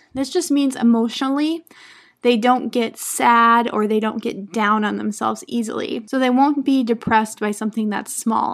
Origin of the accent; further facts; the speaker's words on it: United States; first language English; I'm an American English teacher